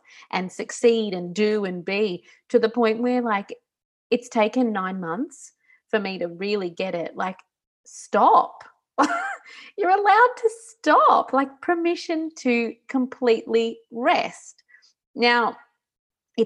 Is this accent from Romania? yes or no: no; Australia; moved away as an adult; now in Italy; Growing up in Australia